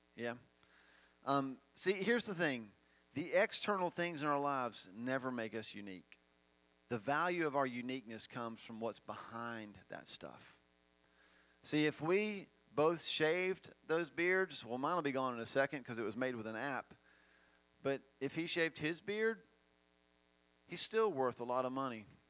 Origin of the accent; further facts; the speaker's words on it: Finger, Tennessee, United States; I'm from Finger, not desert.